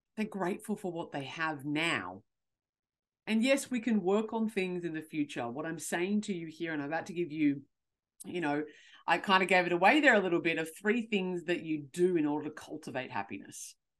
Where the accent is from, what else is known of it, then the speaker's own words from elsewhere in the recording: Australia; I'm from Australia